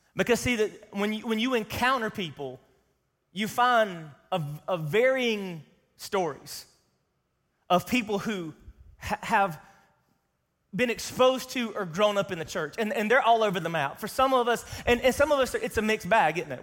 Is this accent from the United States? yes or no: yes; the South, United States; I grew up in Sunday, Sunday school in the South